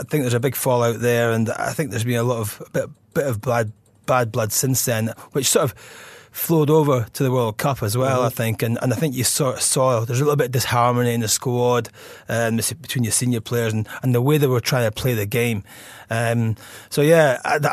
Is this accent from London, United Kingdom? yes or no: no; Scotland, United Kingdom; as a Scotsman